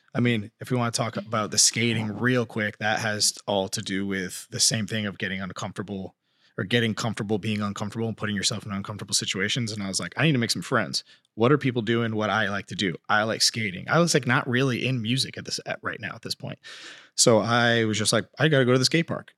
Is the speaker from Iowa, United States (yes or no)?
no; Colchester, Connecticut, United States; moved away as an adult; also born or lived in California; growing up in Colchester, Connecticut